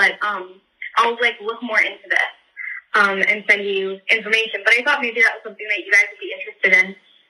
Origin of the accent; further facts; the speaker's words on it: Chicago, Illinois, United States; also born or lived in Riverside, Illinois; So I'm also from the Chicago area.